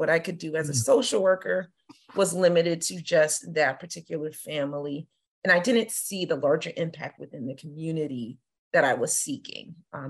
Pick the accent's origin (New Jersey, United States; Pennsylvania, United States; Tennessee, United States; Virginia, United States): Virginia, United States; Woodbridge; also born or lived in Belgium; So I claim Northern Virginia, Woodbridge, Virginia in particular, as home. but I was born in Belgium and I've moved all over the place. So in terms of where I'm from, I say Virginia, but with that military designation.